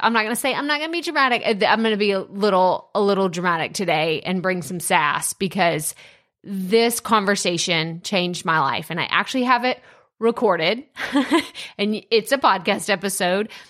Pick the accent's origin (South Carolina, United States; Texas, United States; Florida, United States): Texas, United States; Athens; moved away; Athens, Texas, this is where I was born and raised